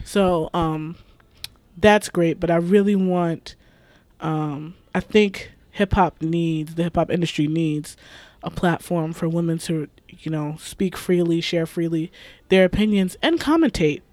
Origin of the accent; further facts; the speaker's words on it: Amherst, New York, United States; also born or lived in Buffalo / Cheektowaga; I would say predominantly Amherst, but we grew up a little bit in the east side. We grew up in Cheektowaga